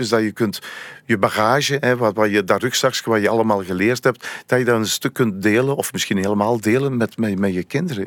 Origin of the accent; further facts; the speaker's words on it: Oudenaarde, Flanders, Belgium; Ik ben afkomstig van Oudenaar. Dat ligt net naast René Ronse.